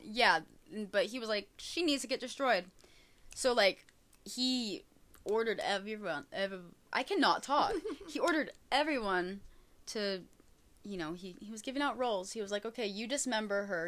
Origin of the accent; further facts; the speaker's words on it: United States; I am very American